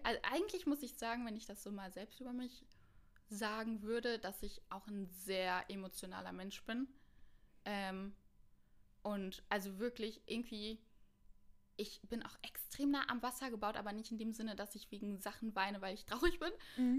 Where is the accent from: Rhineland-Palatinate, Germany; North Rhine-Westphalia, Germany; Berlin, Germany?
Rhineland-Palatinate, Germany; Mainz; moved away as an adult; now in Cologne, Germany; Ich komme eigentlich aus Mainz und ich wohne schon seit ähm, knapp vier